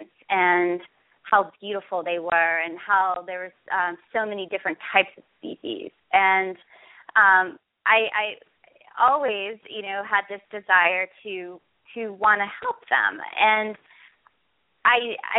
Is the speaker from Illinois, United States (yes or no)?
no; Pittsburgh, Pennsylvania, United States; I'm from Pittsburgh, Pennsylvania.